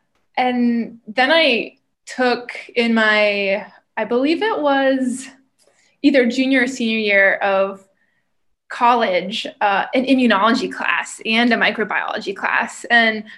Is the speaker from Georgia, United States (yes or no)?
no; Pennsylvania, United States; moved away as an adult; also born or lived in Maryland; now in St. Louis, United States; originally from Pennsylvania. That's where I grew up